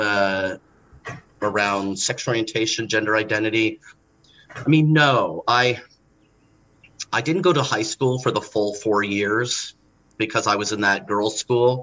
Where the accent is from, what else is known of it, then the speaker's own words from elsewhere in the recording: Los Angeles, California, United States; I grew up in Los Angeles